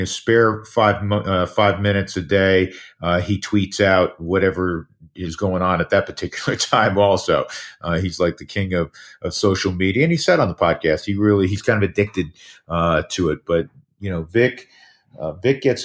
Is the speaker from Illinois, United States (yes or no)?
no; New York, United States; now in Denver, United States; I grew up in New York